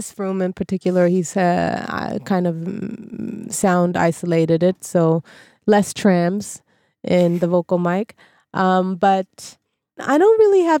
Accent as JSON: {"language": "English", "country": "Sweden", "said": "as a half Japanese Swede"}